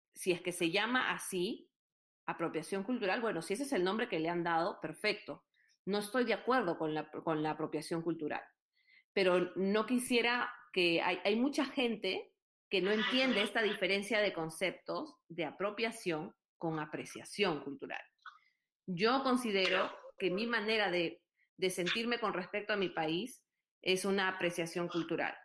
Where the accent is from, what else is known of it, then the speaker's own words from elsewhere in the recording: Lima, Peru; now in Texas, United States; Yo soy de Lima, mi papá es de Lima, su familia es de Italia